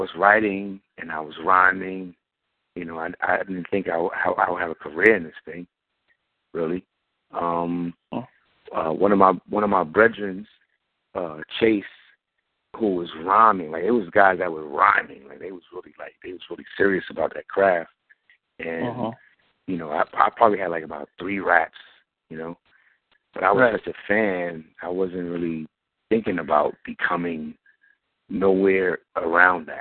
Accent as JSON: {"language": "English", "town": "New York City", "region": "New York", "country": "United States", "tie": "born or raised there", "said": "I was born and raised in Brooklyn, Bucktown, USA, Bucktown, New York."}